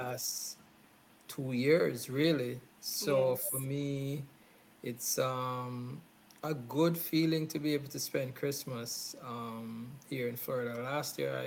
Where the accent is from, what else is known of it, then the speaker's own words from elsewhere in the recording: Jamaica; I was born in Jamaica